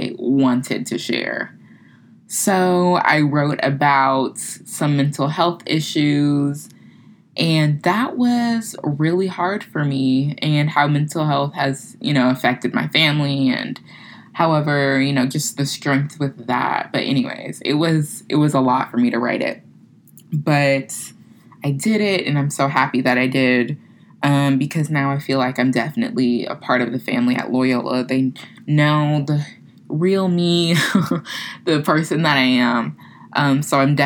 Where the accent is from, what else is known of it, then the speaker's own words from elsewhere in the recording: Florida, United States; moved away as an adult; now in New Orleans, United States; where I'm from, you know, small military town. I'm like, yeah, I'm from Florida.